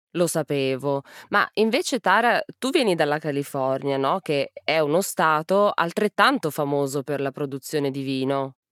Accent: Piedmont plain, Italy; Io sono della pianura piemontese

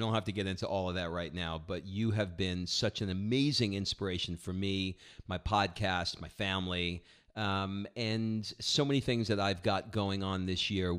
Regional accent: New York City, New York, United States; born or raised there; now in Atlanta, United States

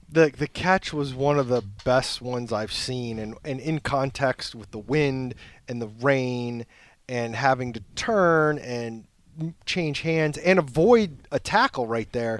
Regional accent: Detroit, Michigan, United States; I'm from Detroit

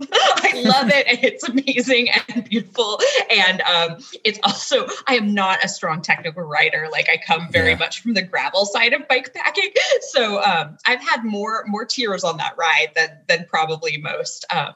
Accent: Pacific Northwest, United States; also born or lived in Four Corners region / Navajo Nation / Durango, Colorado; now in Salt Lake City, United States; I'm originally from the Pacific Northwest. And then I spent some time in the Four Corners region on the Navajo Nation and in Durango, and most recently landed up here.

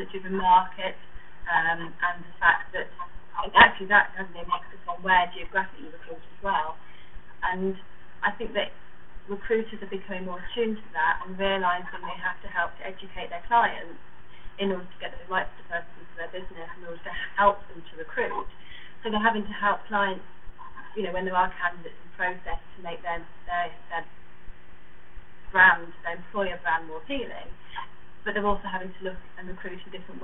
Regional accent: Manchester, North West England, United Kingdom; I don't have a London accent. I come from Manchester

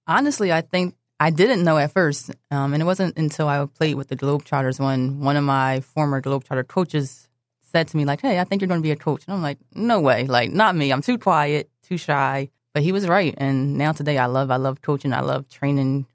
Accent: Philadelphia, Pennsylvania, United States; also born or lived in Delaware; I grew up in Philadelphia, but for some reason in eighth grade, I went to school in Delaware

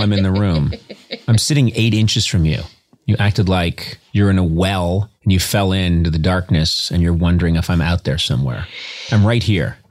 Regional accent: East Coast, United States; now in Los Angeles, United States; I grew up on the East Coast.

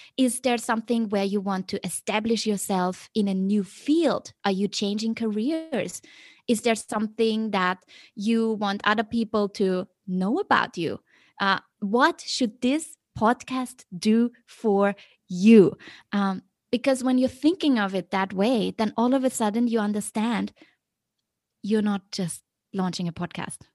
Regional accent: Vienna, Austria; moved away as an adult; also born or lived in Beijing; now in Hong Kong; I was always very, you know, happy growing up in Vienna.

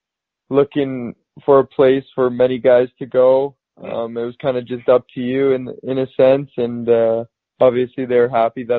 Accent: Morinville, Alberta, Canada; now in Leduc, Canada; I grew up in Mooreville

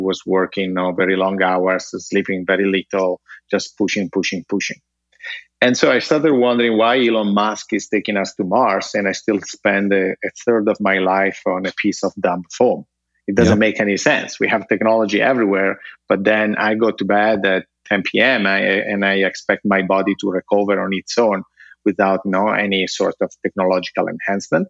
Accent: Italy; born or raised there; English is a second language; moved away

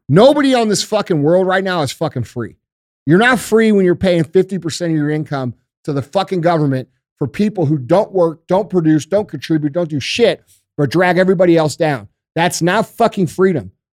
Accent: United States; we as American citizens

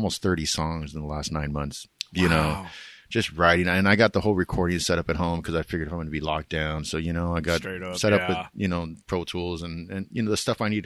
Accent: California, United States; now in Washington, United States; we grew up together in California

